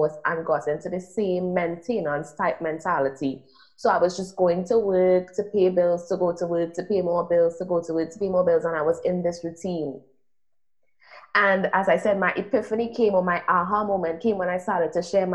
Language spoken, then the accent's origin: English; Trinidad & Tobago; also born or lived in United States; I'm from Trinidad and Tobago, which is a small island in the Caribbean.